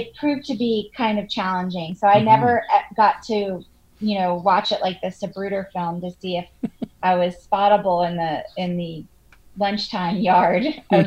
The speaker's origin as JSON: {"language": "English", "town": "Charleston", "region": "South Carolina", "country": "United States", "tie": "born or raised there", "moved": "yes", "said": "I grew up in Charleston, South Carolina"}